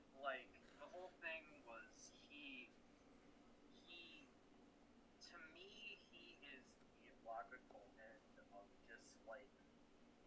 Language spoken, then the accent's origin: English; Sussex, Wisconsin, United States; I am from Sussex, Wisconsin, which is probably the most Republican place I've ever been.